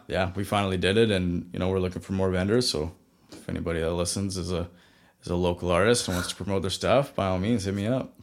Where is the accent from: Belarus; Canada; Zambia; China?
Canada; Vanderhoof, British Columbia; also born or lived in Kelowna; my hometown, Vanderhoof